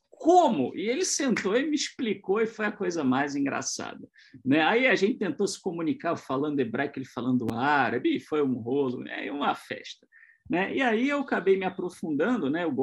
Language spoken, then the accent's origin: Portuguese; São José dos Campos, São Paulo, Brazil; eu sou de São José dos Campos, eu, na época uh, eu residia em Itu